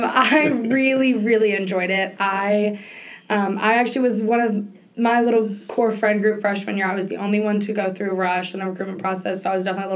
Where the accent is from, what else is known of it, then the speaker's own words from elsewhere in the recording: Fauquier County, Virginia, United States; I am a fifth year at Virginia Tech. My major is computer science, and I'm from Fauquier County, which is about 45 minutes outside of the D.C. area.